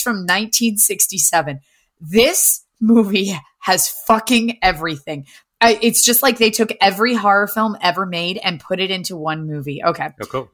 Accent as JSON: {"language": "English", "region": "Appalachia", "country": "United States", "tie": "born or raised there", "said": "it's Tremors in my hometown."}